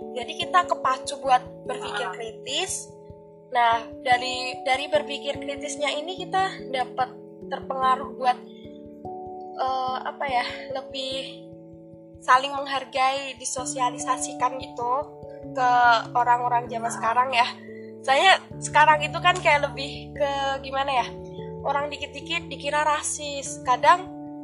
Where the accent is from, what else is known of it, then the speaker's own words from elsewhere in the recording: Central Java, Indonesia; accent: Central Javanese; aku Jawanya Jawa Tengah